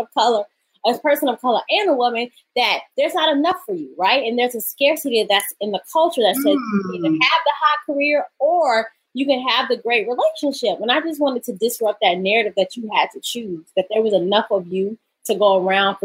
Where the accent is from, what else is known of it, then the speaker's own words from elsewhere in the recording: Atlanta, Georgia, United States; moved away as an adult; now in New York City, United States; I'm from, born and raised in Atlanta